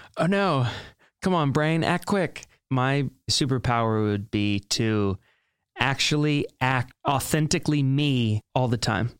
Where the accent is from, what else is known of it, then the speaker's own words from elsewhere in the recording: Hilton Head Island, South Carolina, United States; moved away as an adult; now in New York City, United States; Born and raised in Hilton Head Island, South Carolina, moved up to New York City in, um, August of two thousand eleven